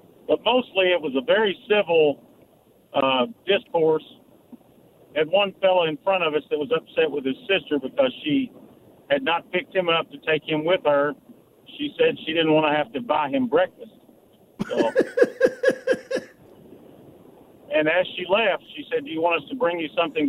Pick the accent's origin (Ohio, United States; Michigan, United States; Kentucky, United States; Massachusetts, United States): Kentucky, United States; now in Simpsonville, United States; I'm moving from Simpsonville back to my home state of Kentucky.